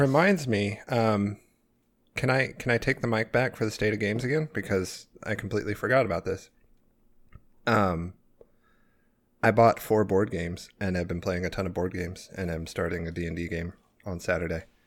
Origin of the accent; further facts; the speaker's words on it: Arkansas, United States; I'm not from Florida. I'm from Arkansas